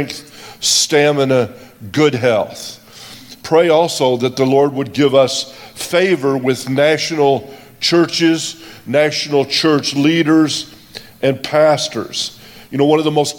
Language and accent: English; United States; I'm an American. I'm not from South Africa